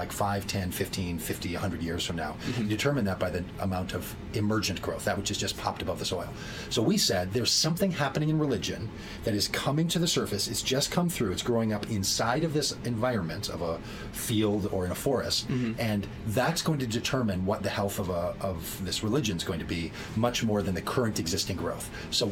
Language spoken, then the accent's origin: English; Minnesota, United States; I grew up here in Minnesota, and when you grow up in the farm belt of the United States